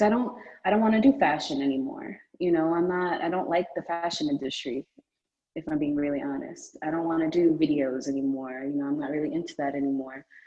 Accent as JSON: {"language": "English", "town": "New York City", "region": "New York", "country": "United States", "also_born_or_lived": "United Kingdom", "said": "I'm from Brooklyn. I mean, I'm, I spent a lot of time in the United Kingdom mm. as well as a child."}